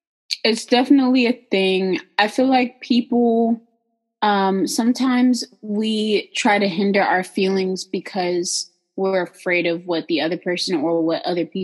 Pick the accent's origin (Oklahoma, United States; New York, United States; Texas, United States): Texas, United States; I'm from Texan.